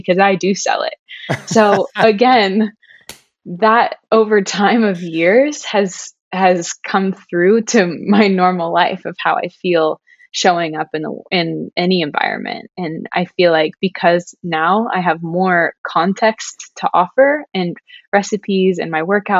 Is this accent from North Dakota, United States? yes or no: no; Ohio, United States; now in Los Angeles, United States; I'm from Ohio